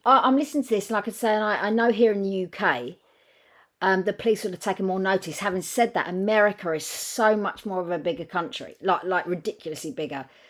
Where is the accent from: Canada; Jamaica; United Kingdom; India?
United Kingdom; England; I know we're not American, we're English